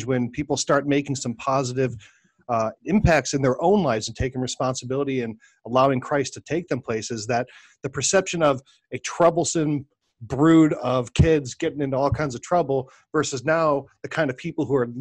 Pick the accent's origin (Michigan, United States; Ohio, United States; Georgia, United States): Ohio, United States; Cleveland; is from Cleveland, Ohio, my hometown